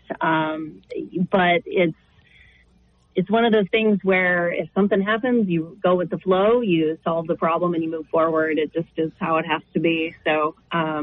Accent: Northeast Nebraska, United States; moved away as an adult; also born or lived in Missouri / Kansas City; I grew up in Northeast Nebraska

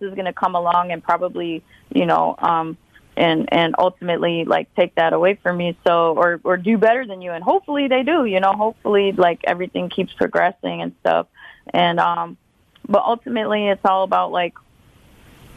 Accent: Milwaukee, Wisconsin, United States; my experience of growing up in Milwaukee

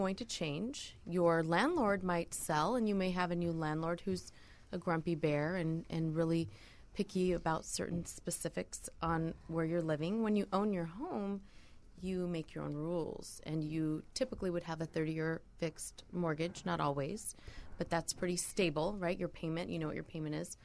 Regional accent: Southern California, United States; also born or lived in Costa Rica; now in San Diego, United States; I was born and raised in Southern California

